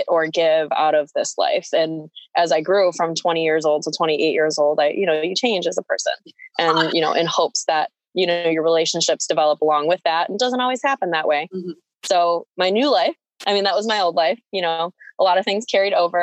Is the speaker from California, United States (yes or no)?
no; near Ellicottville, Western New York, United States; also born or lived in Philippines; I grew up near Ellicottville, so Western New York. Not born, but raised. I was born in the Philippines, adopted as a baby.